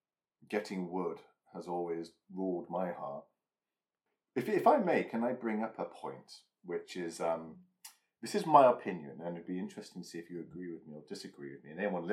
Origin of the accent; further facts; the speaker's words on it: Lincolnshire, East Midlands, United Kingdom; near where I grew up in Lincolnshire